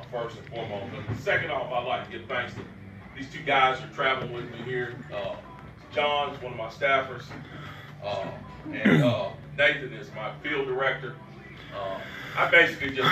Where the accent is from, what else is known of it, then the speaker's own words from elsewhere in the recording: Greensboro, North Carolina, United States; born and raised in Greensboro with the Greensboro City Schools